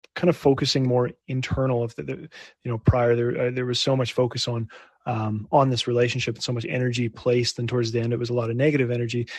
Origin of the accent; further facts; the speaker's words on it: Winnipeg, Manitoba, Canada; my hometown of Winnipeg